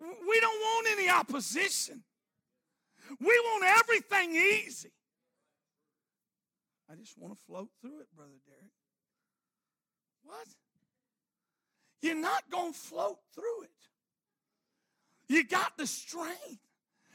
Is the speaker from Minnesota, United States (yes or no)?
no; Arkansas, United States; I'm from Arkansas.